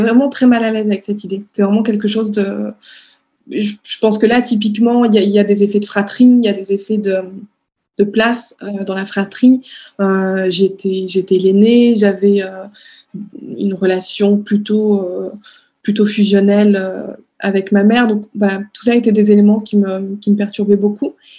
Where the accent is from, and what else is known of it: Strasbourg, Grand Est, France; born or raised there; moved away as an adult; now in Paris, France